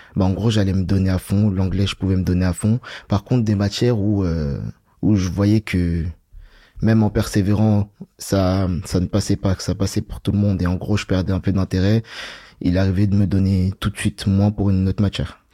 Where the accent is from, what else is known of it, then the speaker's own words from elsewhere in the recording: Bagneux, Île-de-France, France; also born or lived in Paris; je viens de Bagneux, j'ai grandi à Bagneux. Je suis né sur Paris, mais j'ai grandi à Bagneux